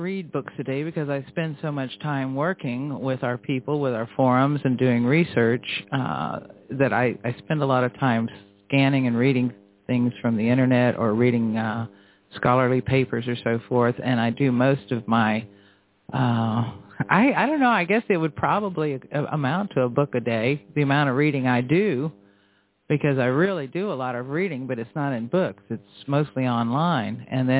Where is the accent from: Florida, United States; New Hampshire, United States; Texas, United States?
Florida, United States; I grew up in Florida when it was a paradise, and I had a lot of freedom